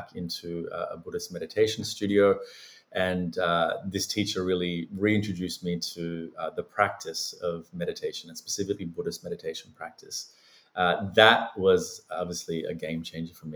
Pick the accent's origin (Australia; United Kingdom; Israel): Australia; also born or lived in Sri Lanka / Los Angeles, United States; I was born in Sri Lanka, migrated to Australia when I was a very small child